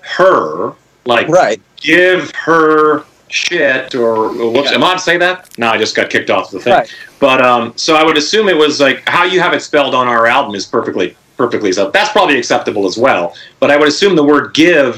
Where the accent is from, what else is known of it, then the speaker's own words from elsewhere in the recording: Saskatchewan, Canada; I'm from Saskatchewan